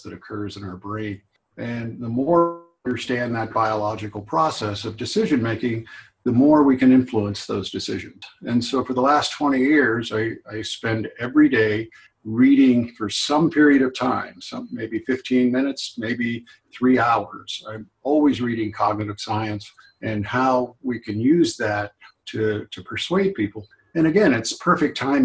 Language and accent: English; Lancaster, California, United States; my wife and I'm from Lancaster. She was from the Bay Area. We moved back to Lancaster